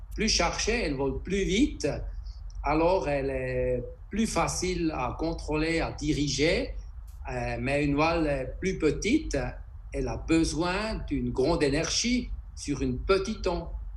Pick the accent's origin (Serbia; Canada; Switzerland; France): Switzerland; Interlaken, Bern; Je suis de Interlaken en Suisse